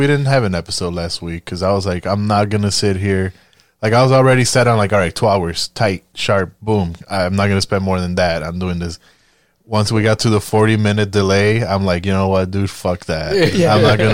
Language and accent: English; Puerto Rico; moved away; I'm Puerto Rican